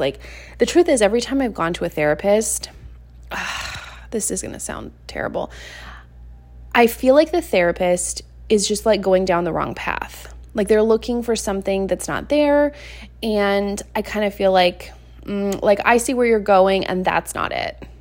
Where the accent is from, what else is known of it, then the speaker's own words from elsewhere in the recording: Seattle, Washington, United States; moved away as an adult; now in Montana, United States; I left my hometown of Seattle, Washington, and I moved over to Montana